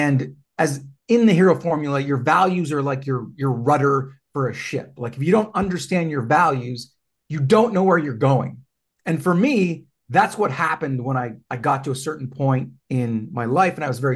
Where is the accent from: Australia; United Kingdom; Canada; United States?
Canada; I'm Canadian